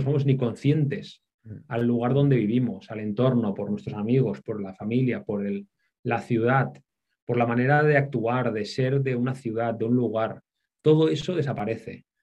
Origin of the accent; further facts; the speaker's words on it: Barcelona, Catalonia, Spain; moved away as an adult; also born or lived in Thailand; Yo soy de Barcelona